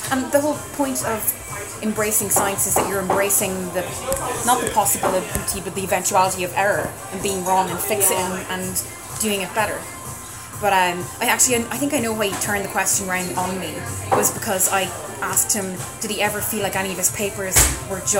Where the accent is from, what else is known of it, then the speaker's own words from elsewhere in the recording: Dublin, Leinster, Ireland; I'm from Dublin